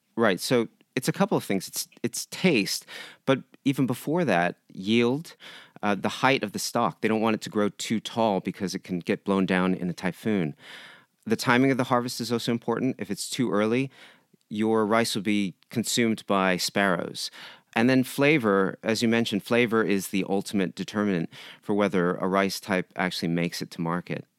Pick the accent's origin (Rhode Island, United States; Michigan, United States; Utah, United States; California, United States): California, United States; San Diego; moved away as an adult; now in Japan; I grew up in San Diego. My mother is from Japan